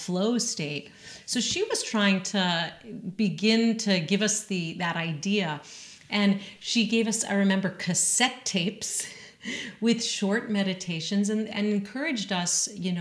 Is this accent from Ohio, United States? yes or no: no; Western Massachusetts, United States; I was raised in Western Massachusetts in an Ashkenazi shul and day school